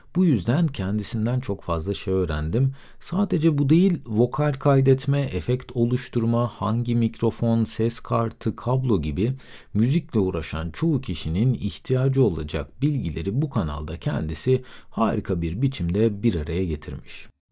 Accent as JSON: {"language": "Turkish", "region": "Aegean Region", "country": "Turkey", "said": "Bir Egeli olarak"}